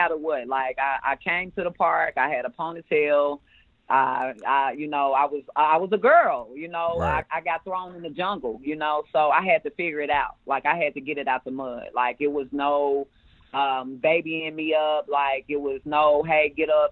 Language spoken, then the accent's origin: English; Memphis, Tennessee, United States; I'm from Memphis. I grew up in Orange Mound.